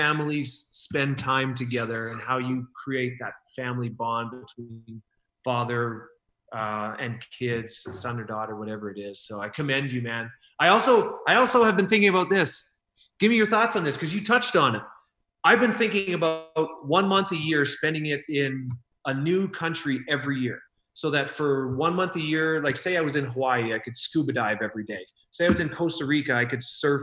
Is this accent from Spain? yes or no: no; Saskatchewan, Canada; Yeah, I'm from Saskatchewan. I'm right above North Dakota